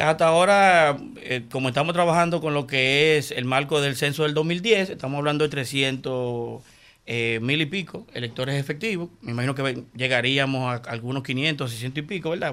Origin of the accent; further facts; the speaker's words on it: Santo Domingo, Distrito Nacional, Dominican Republic; yo soy nacido y criado en Villajuana, yo nací en el patio de los cagados